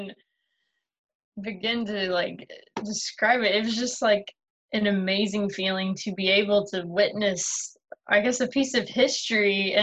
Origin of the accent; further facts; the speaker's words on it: United States; I'm an American